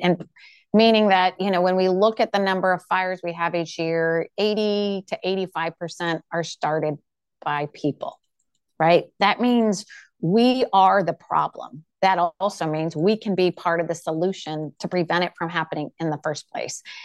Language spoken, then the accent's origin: English; Pacific Northwest, United States; I grew up in the Pacific Northwest